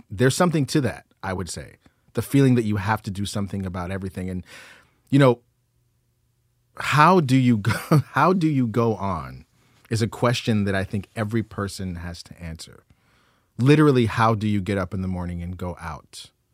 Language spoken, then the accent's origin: English; United States; I'm an American